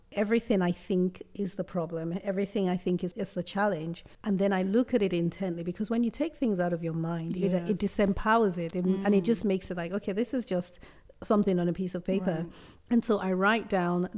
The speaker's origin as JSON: {"language": "English", "town": "Benin City", "region": "Edo", "country": "Nigeria", "tie": "born or raised there", "also_born_or_lived": "northern Nigeria", "moved": "yes", "said": "I grew up in Benin, in Benin City. So although I'm Yoruba, but I grew up in Benin City"}